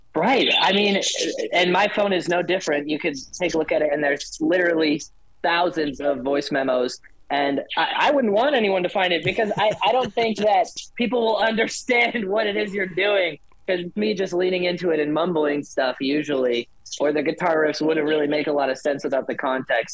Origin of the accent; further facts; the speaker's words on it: Delaware, United States; moved away as an adult; also born or lived in Idaho; now in Arizona, United States; growing up in Delaware, um, where it's like green everywhere